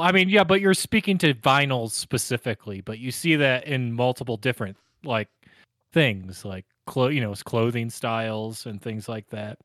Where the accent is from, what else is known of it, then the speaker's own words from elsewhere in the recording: Northeast, United States; now in Colorado, United States; growing up in Northeast